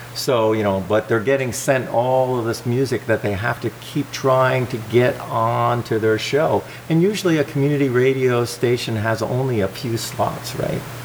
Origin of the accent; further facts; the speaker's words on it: New Jersey, United States; also born or lived in Springfield, Vermont; now in Vermont, United States; I grew up in New Jersey